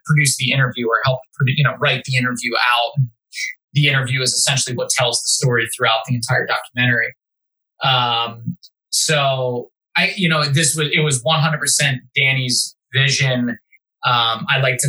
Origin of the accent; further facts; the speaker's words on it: Philadelphia, Pennsylvania, United States; moved away as an adult; now in Las Vegas, United States; I grew up in Philly